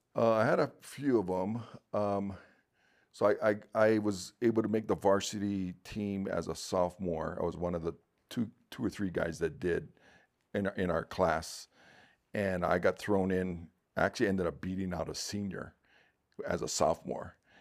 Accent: Honolulu, Hawaii, United States; Born and raised in Honolulu, Hawaii

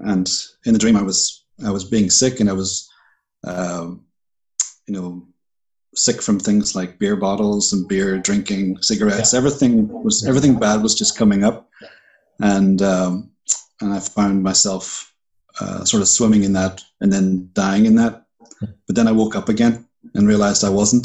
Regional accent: Bangor, Northern Ireland, United Kingdom; moved away as an adult; also born or lived in Puerto Rico; I'm from Northern Ireland. I was uh, born in Bangor

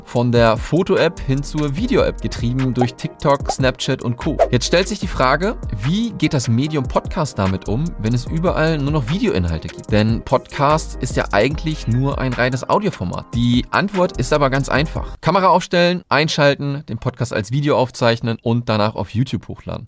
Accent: Germany; wir als Deutsche

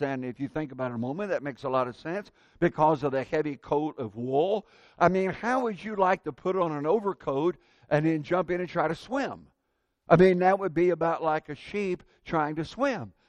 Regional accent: Indiana, United States; I grew up in Indiana

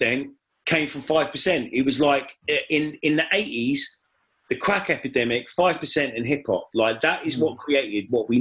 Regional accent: Watford, East of England, United Kingdom; I'm from Watford

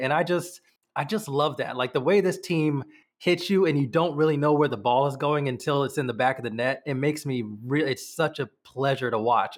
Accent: United States; accent: American; obviously you can tell by my accent, I am American

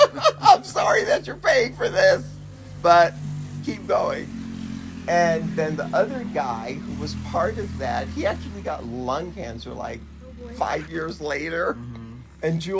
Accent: Jamaica; now in United States; So I think not being African American and being, I call myself Jamaican, makes a difference.

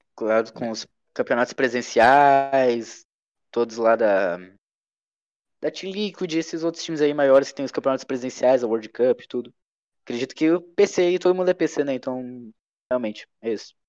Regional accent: Brazil; a gente é brasileiro, tem o um jeitinho brasileiro de fazer as coisas

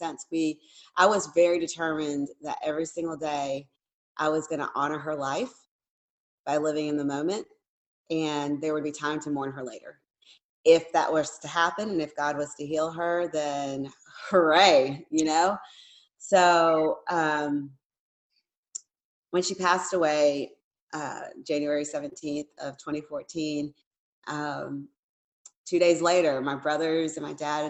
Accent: Wilmington, United States; moved away; I grew up in Wilmington and I moved all over the place and came right back

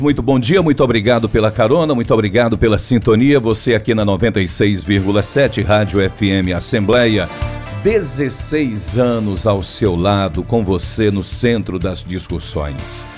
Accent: Ceará, Brazil; sou muito bairrista, eu, eu, gosto muito da minha terra

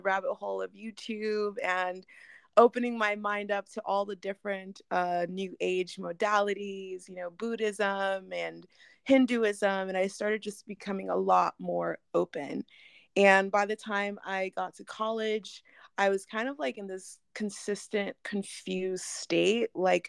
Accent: Nigeria; Well, I actually grew up Christian, and I am Nigerian, and so we grew up going to like super African churches every other Sunday.

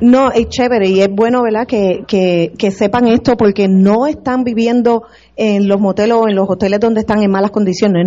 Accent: Puerto Rico; now in Florida, United States; nací, fui criada aquí en Puerto Rico

